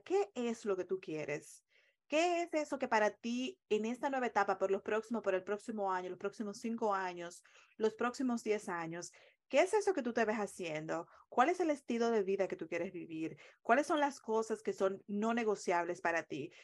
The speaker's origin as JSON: {"language": "Spanish", "country": "Dominican Republic", "also_born_or_lived": "Long Island, New York, United States", "moved": "as an adult", "lives_now": "United States", "said": "en la República Dominicana, de donde soy originariamente"}